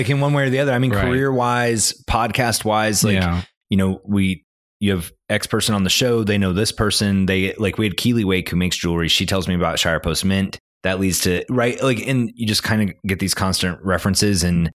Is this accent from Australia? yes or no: no; Canada; moved away as an adult; now in Northwest Arkansas, United States; I'm Canadian.